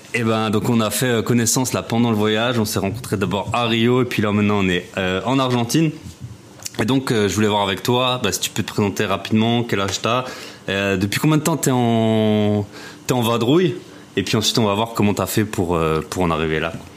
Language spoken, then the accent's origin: French; Alsace, Grand Est, France; je suis alsacien